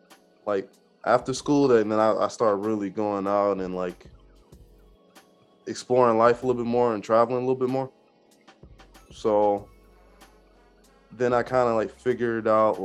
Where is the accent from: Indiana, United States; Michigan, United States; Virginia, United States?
Michigan, United States; also born or lived in North Carolina; I was born in North Carolina, but most of my years is in Michigan.